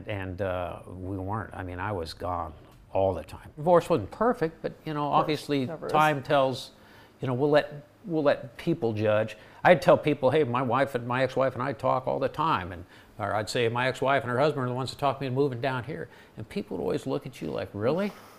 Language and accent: English; Southern California, United States; moved away; I grew up in Southern California